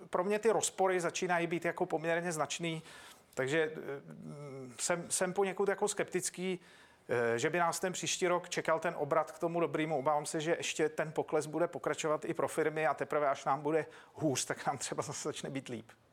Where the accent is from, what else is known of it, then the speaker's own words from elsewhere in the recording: Czechia; tady jsem doma